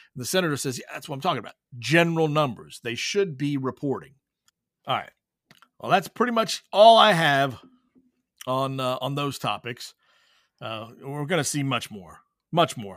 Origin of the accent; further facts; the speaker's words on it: Whitley County, Kentucky, United States; growing up in Whitley County, playing at Williamsburg